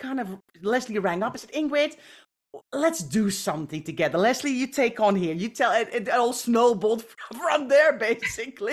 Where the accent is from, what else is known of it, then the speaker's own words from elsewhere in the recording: Netherlands; moved away; I grew up in the Netherlands.